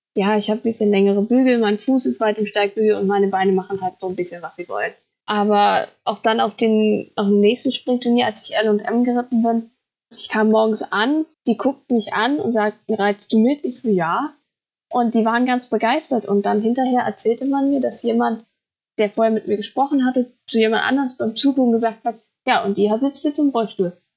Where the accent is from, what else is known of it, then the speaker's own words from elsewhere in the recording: Thuringia, Germany; ich komme aus Thüringen, ich wohne auch immer noch in Thüringen